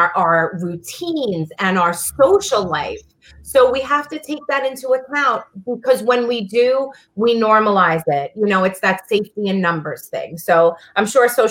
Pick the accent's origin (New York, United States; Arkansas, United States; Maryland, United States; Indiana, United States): New York, United States; New York City; I'm from Brooklyn